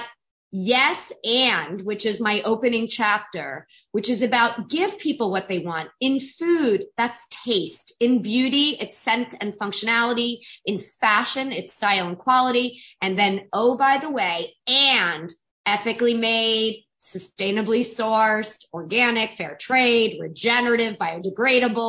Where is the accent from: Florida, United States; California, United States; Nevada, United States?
Florida, United States; South; I grew up in South Florida